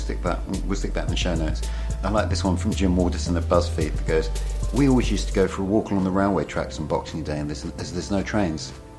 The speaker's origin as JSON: {"language": "English", "area": "Essex", "region": "East of England", "country": "United Kingdom", "said": "I'm from Essex."}